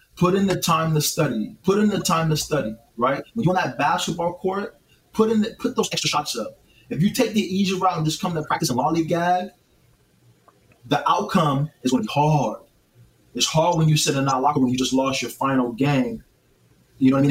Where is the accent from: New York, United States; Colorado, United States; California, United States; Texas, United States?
California, United States; North Highlands; I grew up in North Highlands, California